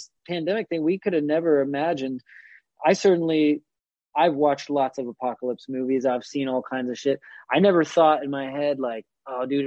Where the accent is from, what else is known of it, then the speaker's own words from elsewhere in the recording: Bay Area, Northern California, United States; moved away; I'm from Northern California. I'm from the Bay Area.